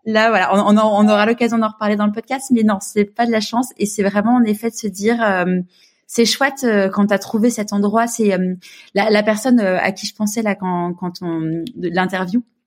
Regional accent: Paris, Île-de-France, France; moved away as an adult; now in Marseille, France; je suis une vraie Parisienne. J'ai grandi à Paris.

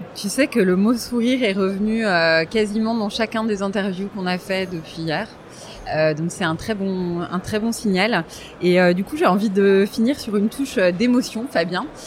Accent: Paris, Île-de-France, France; je suis parisienne

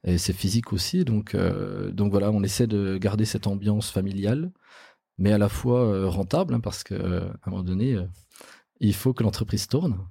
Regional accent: Bourgogne-Franche-Comté, France; chez nous en Franche-Comté

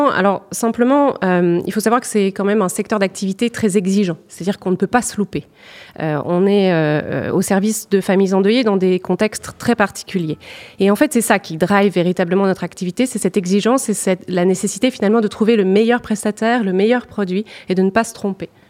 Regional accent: Béthune, Hauts-de-France, France; also born or lived in Lille; Alors, je suis originaire, euh, enfin, je suis née à Béthune. J'ai vécu beaucoup euh, dans la banlieue lilloise.

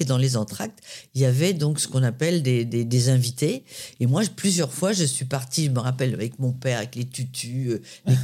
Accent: Paris, Île-de-France, France; also born or lived in Créteil; je suis née à Créteil dans le 94 chez ma grand-mère euh, et j'ai grandi dans le 13e à Paris

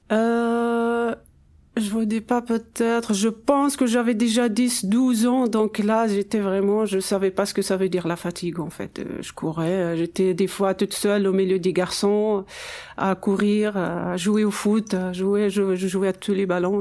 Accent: Ouarzazate, Drâa-Tafilalet, Morocco; mon enfance déjà à Ouarzazate, où mes parents habitent toujours

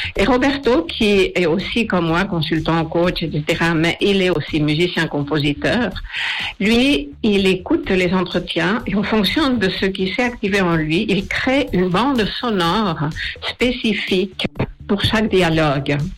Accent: Spain; moved away; J'ai été journaliste pendant presque 25 ans, surtout à la télé en Espagne, je suis espagnole

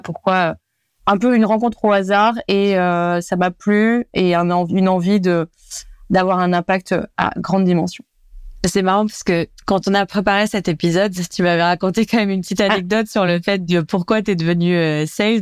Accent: France; Je suis franco-portugaise

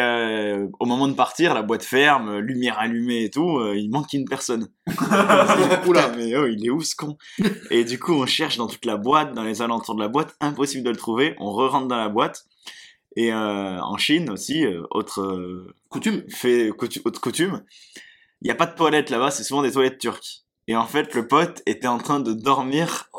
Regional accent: France; en tant que Français

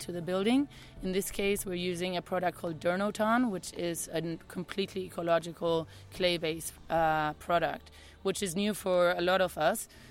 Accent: Canary Islands, Spain; moved away; also born or lived in Taos, New Mexico; I'm originally from the Canary Islands, but I've lived in Taos, New Mexico for the last 4 years

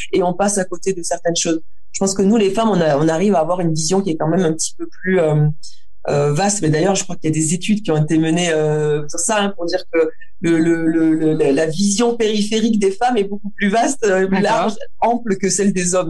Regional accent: Auch, Occitania, France; J'ai grandi dans le Gers, à Auch

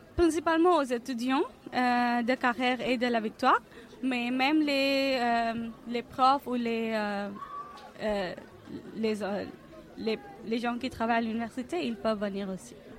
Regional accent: India; French is a second language; moved away as an adult; now in France; je viens de l'Inde et je ne parle pas l'anglais avec un accent anglais

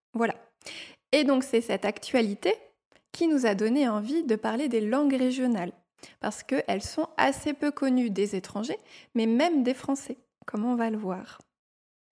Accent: Normandy, France; now in Strasbourg, France; je viens de Normandie, mais, comme tu l'as dit, mes parents ne sont pas normands

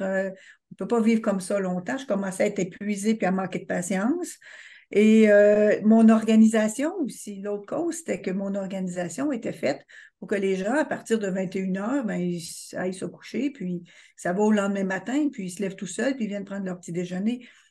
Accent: Quebec, Canada; je suis québécoise

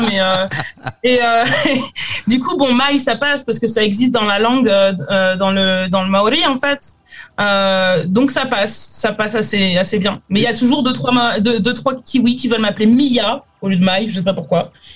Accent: France; now in New Zealand; je suis française

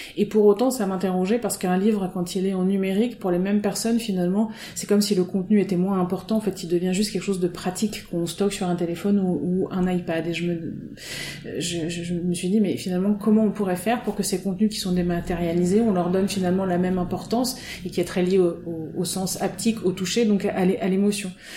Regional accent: Auvergne-Rhône-Alpes, France; moved away as an adult; also born or lived in Côte d'Azur / Nantes / Rennes; now in Finistère, France; je suis née sur la Côte d'Azur, euh, donc en 1973. Et après, j'ai grandi en Auvergne

